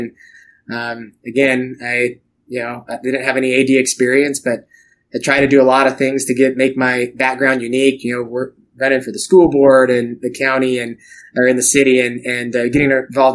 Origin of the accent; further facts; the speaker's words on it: Idaho, United States; now in Oskaloosa, United States; I grew up in Idaho